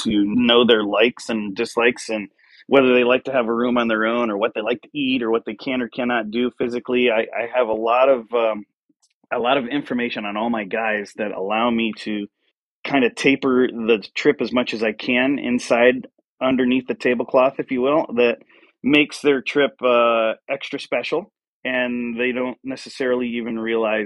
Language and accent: English; Venice, Florida, United States; I grew up in Florida, and on the west coast of Florida in Venice, which is a little south of Tampa